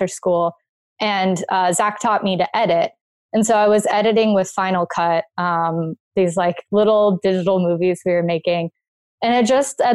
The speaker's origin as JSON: {"language": "English", "region": "South Florida", "country": "United States", "tie": "born or raised there", "said": "I grew up in South Florida."}